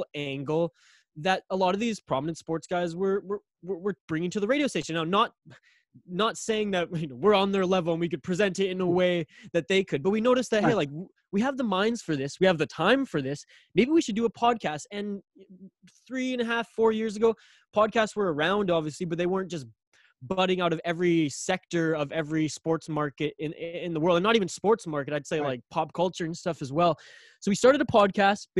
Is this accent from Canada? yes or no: yes; Vancouver Island, British Columbia, Canada; I'm from Vancouver Island, British Columbia, the Hawaii of Canada